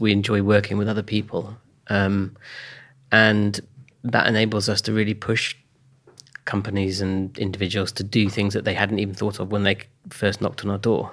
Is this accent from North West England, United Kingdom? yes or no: no; Oxfordshire, South East England, United Kingdom; Born in 1969, um, and then I grew up in Oxfordshire.